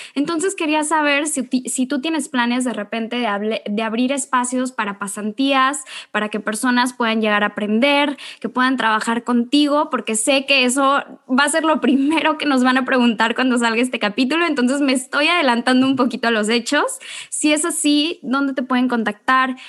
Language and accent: Spanish; Mexico; nuestro país